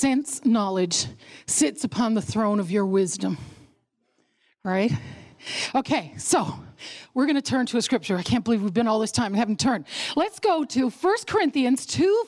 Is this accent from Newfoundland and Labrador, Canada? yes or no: yes; Newfoundland and Labrador, Canada; I was born in Newfoundland